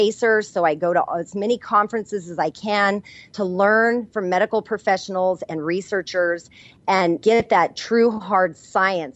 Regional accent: New Mexico, United States; I'm from New Mexico where I was trained and I learned from Native American healers and Hispanic curanderas

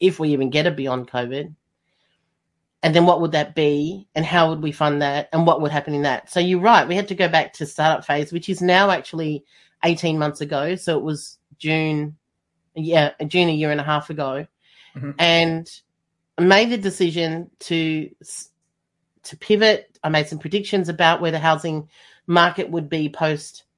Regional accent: Melbourne, Victoria, Australia; I'm from Melbourne, and Melbourne was the most lockdown city in the world.

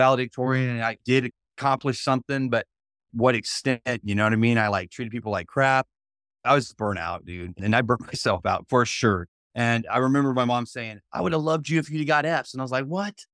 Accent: Union, Mississippi, United States; it's Mississippi, that's where I was born, I was born in Union, Mississippi

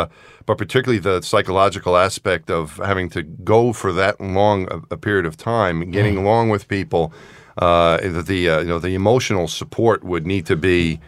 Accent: New York, United States; I'm from New York.

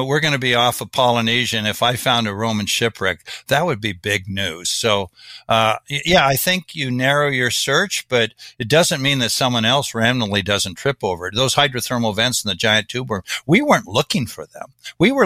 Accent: Kansas, United States; I'm from Kansas.

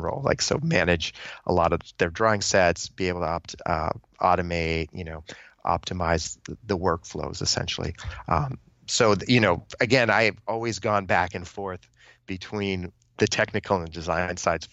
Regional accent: New England, United States; moved away as an adult; I grew up in New England. I'd lived there pretty much all my life.

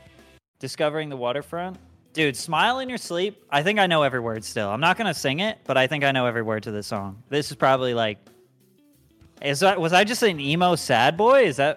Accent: New Jersey, United States; I'm from New Jersey.

